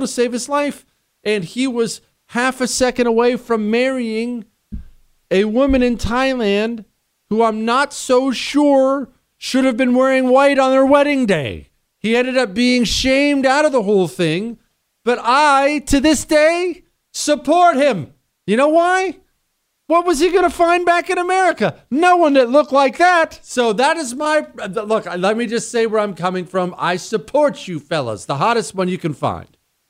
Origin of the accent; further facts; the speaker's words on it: United States; I am an American to the core.